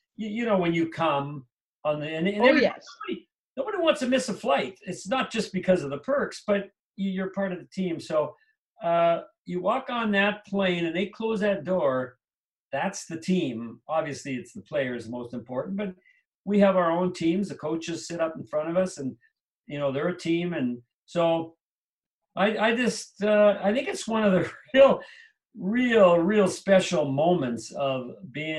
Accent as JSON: {"language": "English", "country": "Canada", "tie": "born or raised there", "also_born_or_lived": "New Jersey", "moved": "as an adult", "lives_now": "Minnesota, United States", "said": "I grew up in Canada."}